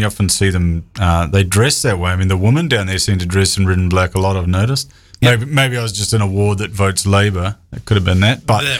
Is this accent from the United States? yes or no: no; Waikato, New Zealand; Yeah, but I'm from Waikato.